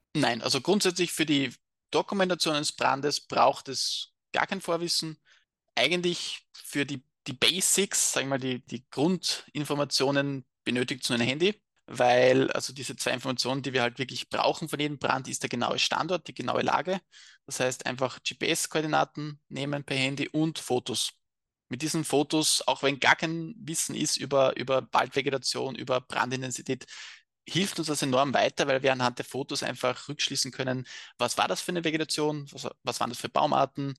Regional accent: Austria; bei uns in Österreich

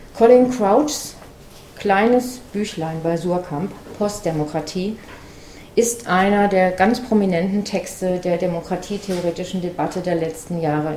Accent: Frankfurt am Main, Hesse, Germany; in meiner Heimatstadt Frankfurt am Main

